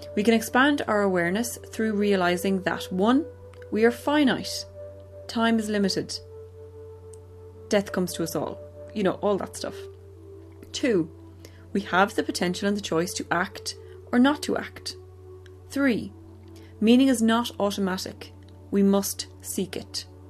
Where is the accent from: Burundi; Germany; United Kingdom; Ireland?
Ireland; growing up in Ireland in the late 80s, early 90s